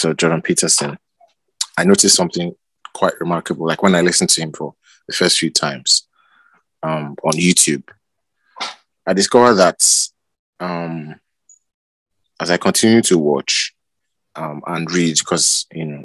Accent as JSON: {"language": "English", "country": "Nigeria", "said": "I'm from Nigeria."}